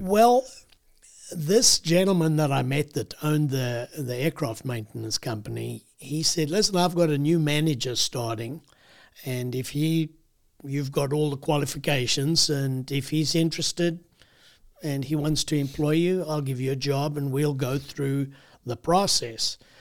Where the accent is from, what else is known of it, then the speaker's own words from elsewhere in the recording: South Africa; moved away as an adult; also born or lived in United States; I grew up in South Africa